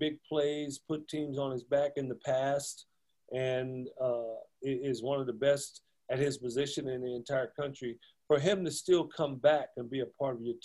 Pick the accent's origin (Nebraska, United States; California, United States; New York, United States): California, United States; Compton; I grew up in Compton here locally.